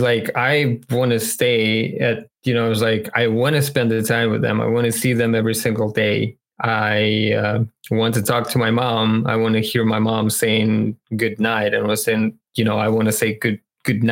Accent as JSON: {"language": "English", "country": "Russia", "tie": "born or raised there", "moved": "yes", "said": "I spend more time in my hometown"}